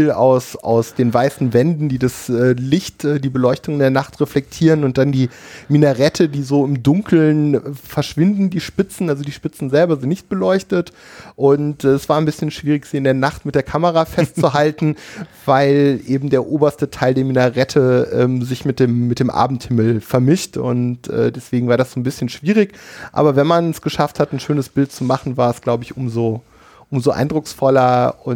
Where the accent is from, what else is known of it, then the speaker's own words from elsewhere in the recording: Cologne, North Rhine-Westphalia, Germany; In meiner Heimatstadt Köln steht ja eine moderne Moschee